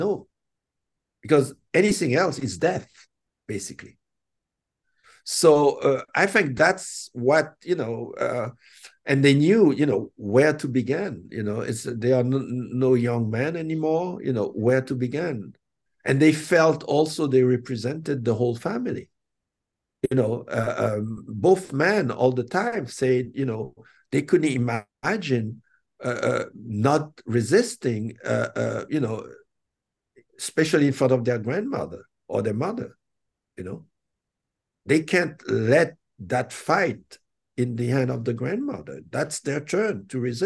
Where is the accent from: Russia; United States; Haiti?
Haiti; I come from Haiti